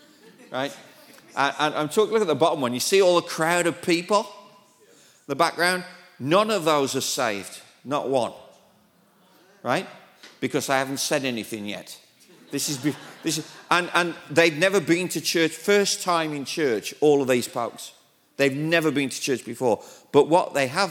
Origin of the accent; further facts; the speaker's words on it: United Kingdom; accent: British; moved away as an adult; now in Thailand; this British accent because even in Britain, they don't understand my accent.